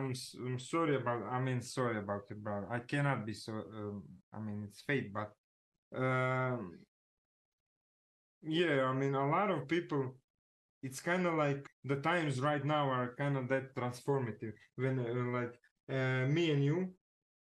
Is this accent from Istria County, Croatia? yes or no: no; Zagreb, City of Zagreb, Croatia; I'm from Zagreb, right? It's like Croatia